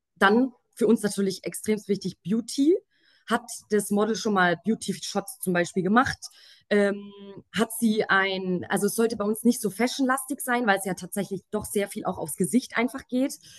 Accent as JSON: {"language": "German", "region": "Swabia", "country": "Germany", "tie": "born or raised there", "accent": "Swabian", "moved": "yes", "lives_now": "Munich, Germany", "said": "ich bin gebürtige Schwäbin, lebe mittlerweile aber in München. Äh, falls mir mal irgendwie ein Akzent rausrutscht"}